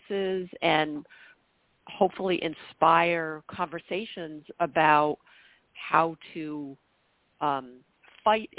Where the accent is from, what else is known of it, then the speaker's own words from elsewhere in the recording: northern New York, United States; now in Massachusetts, United States; my hometown in northern New York